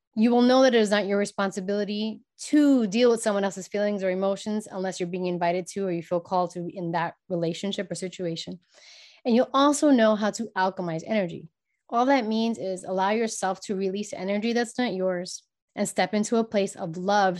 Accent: New York City, New York, United States; I was born and raised in New York, New York City

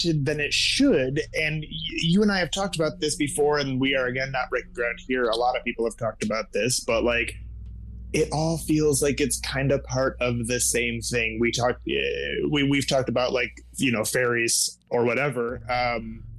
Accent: Michigan, United States; also born or lived in New York; we're not from Detroit, but we are from close enough to it

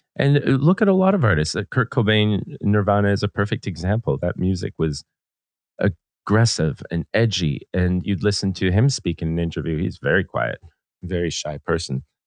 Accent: Vancouver, British Columbia, Canada; Growing up in Vancouver, we're very, very close to Seattle and Portland

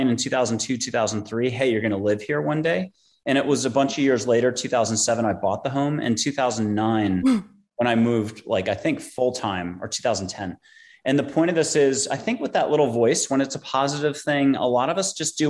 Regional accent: East Coast, United States; moved away as an adult; also born or lived in New York; now in San Antonio, United States; I'm from the East Coast

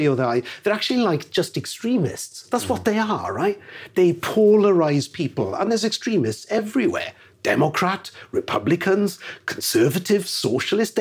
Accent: Wales, United Kingdom; we're Welsh, and that's where the congregation is in Armanford in West Wales

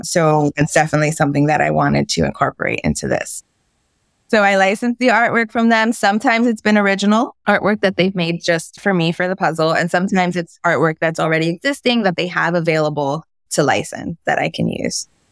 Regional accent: New York City, New York, United States; We grew up on the Lower East Side of Manhattan.

